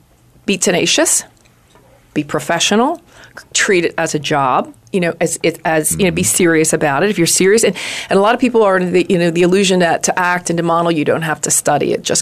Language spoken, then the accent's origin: English; New York, United States; also born or lived in Los Angeles; now in Phoenix, United States; I'm a New Yorker. We're East Coasters. I'm an East Coaster.